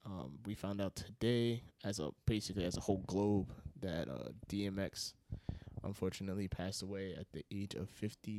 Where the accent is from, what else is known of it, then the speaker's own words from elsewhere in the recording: Yonkers, New York, United States; I'm from Yonkers. So is Danny. Mm-hmm. And we've lived here pretty much our whole lives